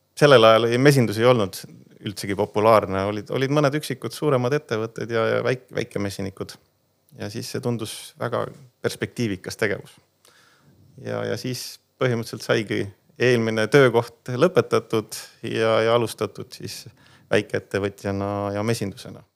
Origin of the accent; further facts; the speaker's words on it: Põltsamaa, Jõgeva County, Estonia; me tegelikult oleme ise Põltsamaalt pärit, küll tegelikult linnalapsed